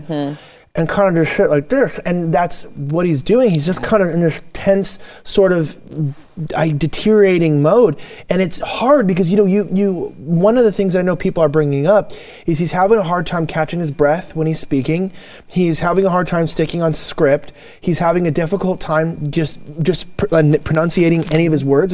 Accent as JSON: {"language": "English", "region": "California", "country": "United States", "said": "I'm from California"}